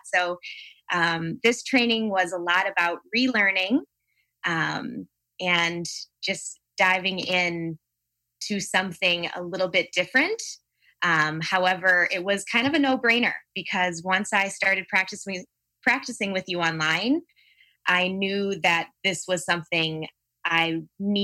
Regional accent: Palatine, Illinois, United States; from Palatine, Illinois. So the northern suburbs of Chicago

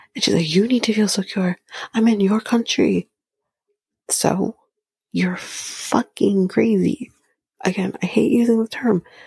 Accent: Canada; I'm Canadian

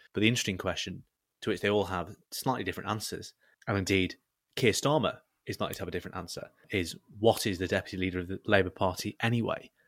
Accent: Southport, North West England, United Kingdom; growing up in South Port

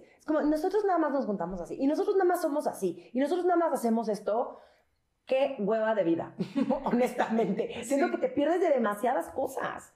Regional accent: Mexico City, Mexico; nosotros somos los chilangos

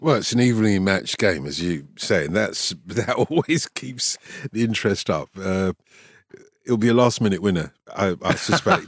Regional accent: London, United Kingdom; accent: Cockney; I'm a Cockney, essentially, a North London Cockney.

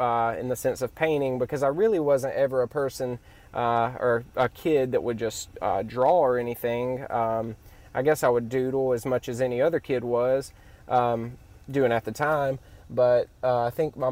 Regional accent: Ellisville, Mississippi, United States; I grew up in Ellisville, Mississippi.

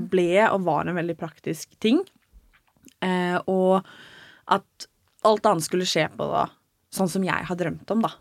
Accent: Norway; moved away; hjemme i Norge

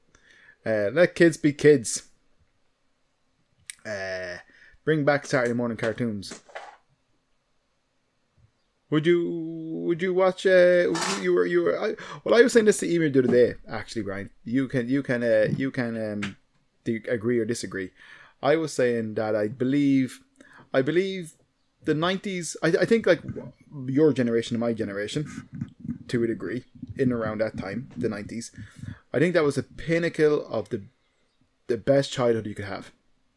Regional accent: Ireland; as a Irish person from a, you know, certain background

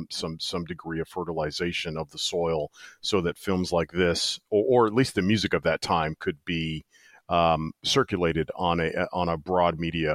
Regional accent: East Coast, United States; also born or lived in Midwest; so I'm originally from the East Coast, spent most of my life in the Midwest, and now I plan on spending the remainder of my time on the planet on the West Coast.

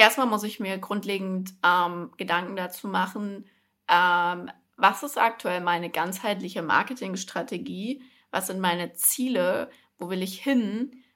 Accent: Frankfurt, Hesse, Germany; moved away as an adult; now in Berlin, Germany; in Frankfurt geboren und aufgewachsen, bin letztes Jahr nach Berlin gezogen

